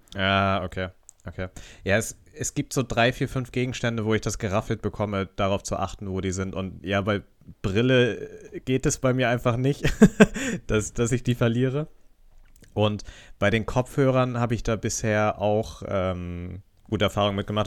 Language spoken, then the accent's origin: German; Northern Germany, Germany; als Norddeutscher